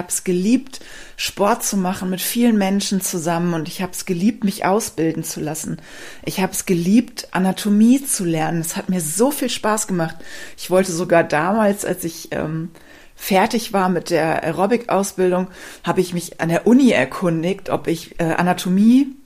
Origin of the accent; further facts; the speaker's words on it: Rhineland, Germany; Ich komme ja ursprünglich aus dem Rheinland. Vielleicht weißt du das. Wenn nicht, weißt du es jetzt. Und ich habe mich im Rheinland ehrlich gesagt nie zu Hause gefühlt.